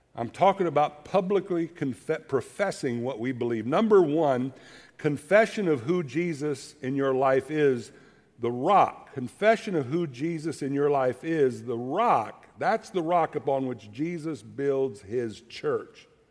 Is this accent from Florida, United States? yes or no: yes; Florida, United States; moved away; my dad preaching when I grew up in Florida, and I'm a teenager